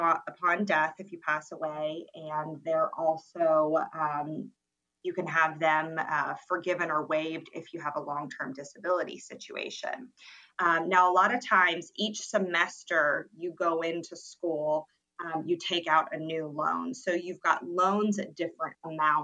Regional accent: Georgia, United States; moved away as an adult; I'm originally from Georgia, the Peach State

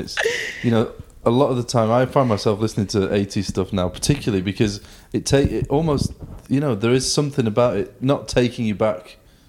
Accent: Manchester, North West England, United Kingdom; I'm from Manchester.

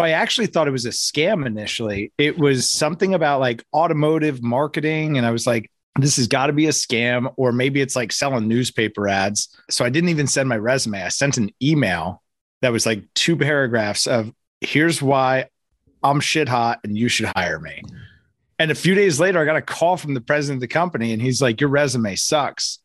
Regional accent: Hackettstown, New Jersey, United States; It's also where I'm from.

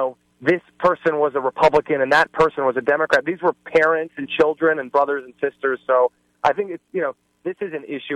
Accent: Cincinnati, Ohio, United States; my hometown of Cincinnati

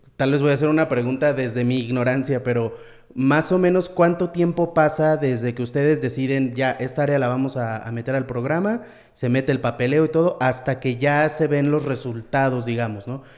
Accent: Mexico; como mexicanos

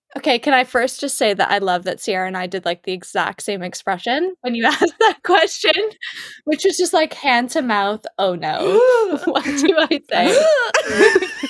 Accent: Canada; now in Perth, United Kingdom; I'm originally from Canada

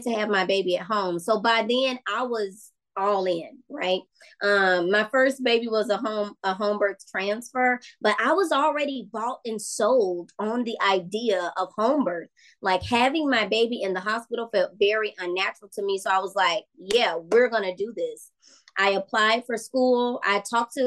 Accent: Memphis, Tennessee, United States; now in Slidell, United States; I had moved back to Memphis. I'm from Memphis

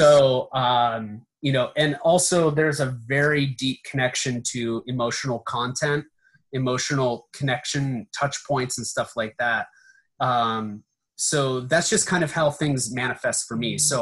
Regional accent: Allegheny National Forest, Pennsylvania, United States; moved away; I grew up in the Allegheny National Forest

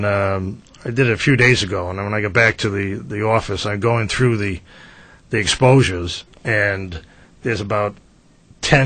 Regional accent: Providence, Rhode Island, United States; now in Willimantic, United States; I'm from Providence, the Federal Hills section

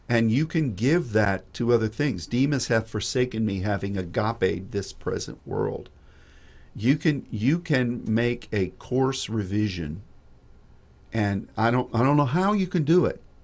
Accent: United States; as an American

